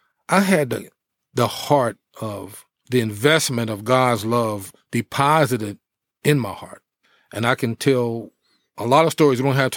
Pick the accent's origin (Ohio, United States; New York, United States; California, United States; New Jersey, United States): New Jersey, United States; East Orange; also born or lived in Elizabeth City, North Carolina; Well, actually, I was growing up in New Jersey.